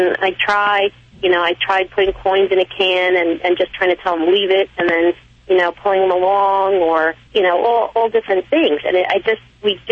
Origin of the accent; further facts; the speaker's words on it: New Jersey, United States; Born and raised Jersey